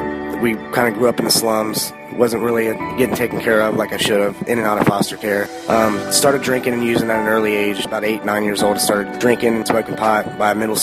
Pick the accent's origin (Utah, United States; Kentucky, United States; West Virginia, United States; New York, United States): Kentucky, United States; Northern; I'm 28 years old and I'm from Northern Kentucky